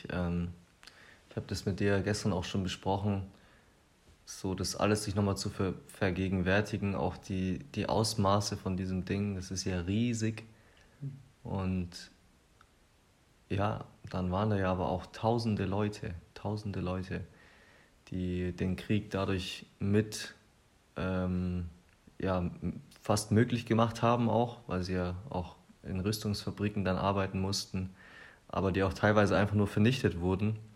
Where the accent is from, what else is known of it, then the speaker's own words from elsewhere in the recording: Germany; besonders als Deutsche müssen wir uns dem Thema immer wieder stellen.